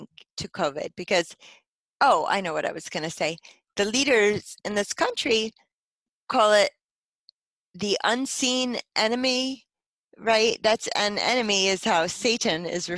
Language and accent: English; United States; as an American